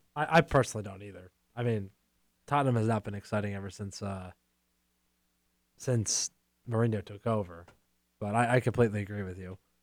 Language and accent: English; Pennsylvania, United States; moved away; I was home this past weekend, and I'm from Pennsylvania